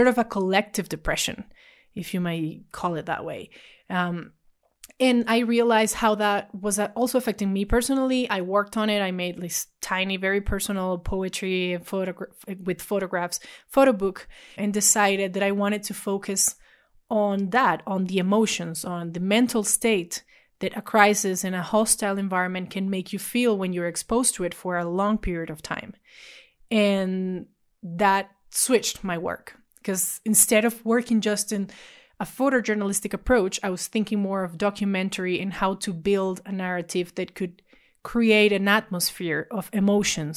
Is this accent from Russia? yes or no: no; Venezuela; I was born and raised in Venezuela